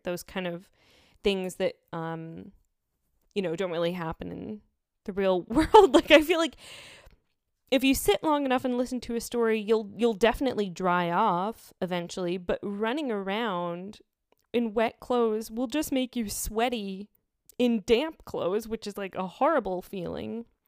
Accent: United States; as an American

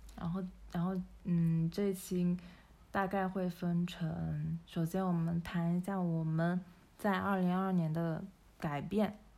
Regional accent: China; 我们中国人一直从小到大，从出生以来

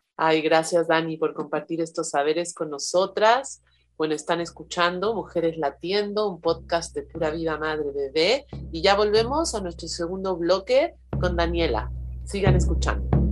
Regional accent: Mexico; moved away; soy partera tradicional mexicana y asesora de lactancia

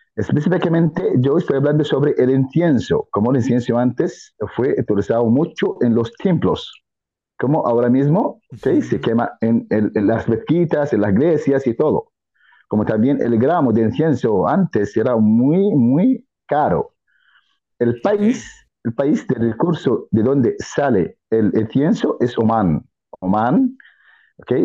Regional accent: Jordan; Spanish is a second language; soy jordano auténtico

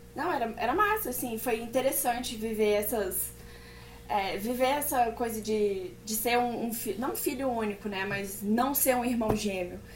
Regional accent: Brasília, Federal District, Brazil; nascida e criada em Brasília.

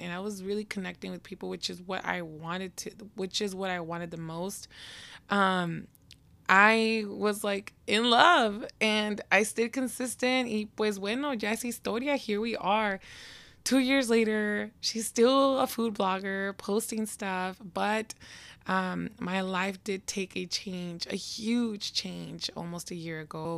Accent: Seattle, Washington, United States; your girl was born and raised in Seattle, Washington.

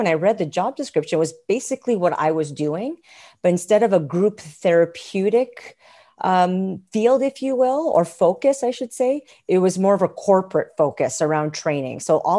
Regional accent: Montreal, Quebec, Canada; moved away as an adult; now in Alberta, Canada; I'm not originally from Alberta. I'm from a province called Quebec in a town called Montreal. And I moved here about 16 years ago to Alberta.

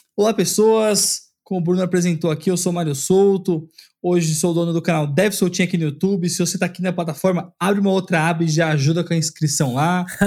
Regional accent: São Paulo, Brazil; also born or lived in Vila Mariana, São Paulo; hoje eu tô morando na Vila Mariana, eu nasci e cresci lá na Zona Leste

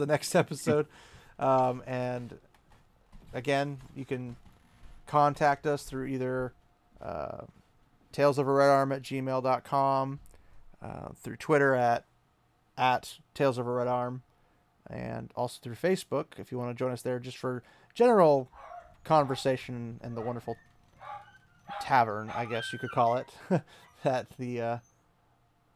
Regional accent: United States; being the American that I am

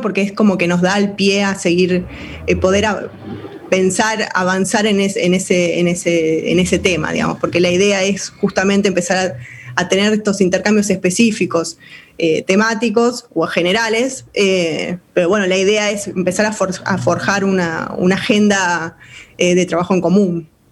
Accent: Argentina

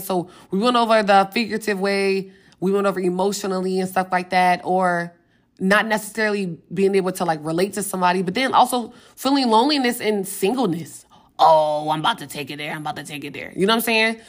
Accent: Richmond, Virginia, United States; moved away as an adult; now in Atlanta, United States; I'm from Richmond, Virginia. I moved to Atlanta

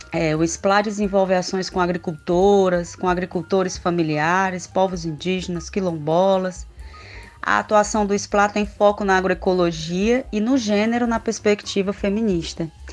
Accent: Sobral, Ceará, Brazil; also born or lived in Sertões de Canindé; eu fui criada no interior de Sobral, aqui no Ceará, né, no estado do Ceará, eu falo do Ceará

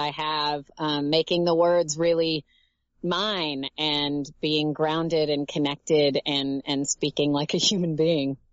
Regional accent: Tennessee, United States; moved away as an adult; now in Los Angeles, United States; I am originally from Tennessee

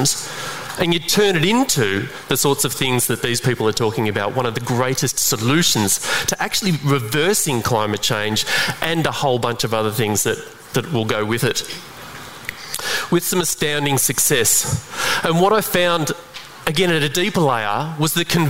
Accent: Western Australia, Australia; in Broome, by the way, in my home state.

